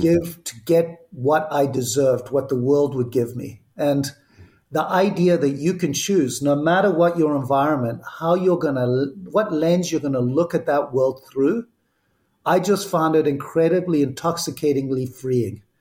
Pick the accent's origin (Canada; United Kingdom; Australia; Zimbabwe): Zimbabwe; accent: Zimbabwean; moved away; also born or lived in Barcelona, Spain; the accent, which is still here, is from Zimbabwe. I was born in Spain, in Barcelona, uh, lived in seven countries before I was eight, and ended up in what was Rhodesia, and grew up